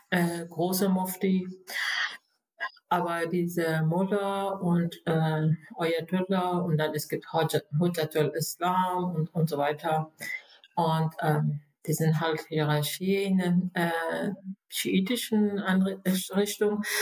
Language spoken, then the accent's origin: German; Iran; German is a second language; moved away as an adult; also born or lived in Berlin, Germany; now in Germany; ich bin eine gebürtige Iranerin, äh, bin ich seit äh, 85 in Deutschland äh, als Flüchtlinge